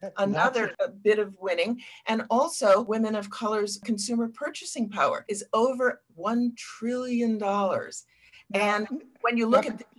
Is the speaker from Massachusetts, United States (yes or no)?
yes; Boston, Massachusetts, United States; I grew up in Boston